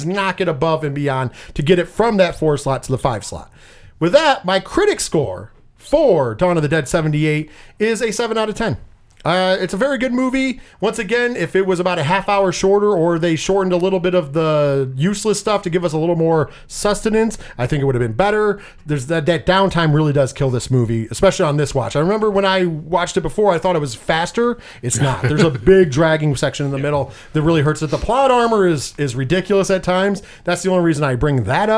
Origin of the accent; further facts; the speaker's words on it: Scotland, United Kingdom; I am Scottish